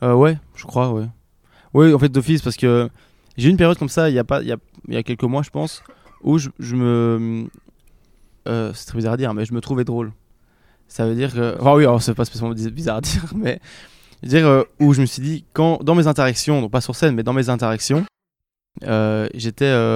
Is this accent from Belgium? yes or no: yes; Belgium; je viens de Belgique